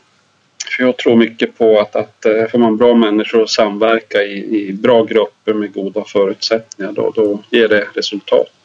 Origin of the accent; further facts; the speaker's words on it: Lapland, Norrbotten County, Sweden; also born or lived in Malmberget; now in Dalarna, Sweden; jag är faktiskt lapplänning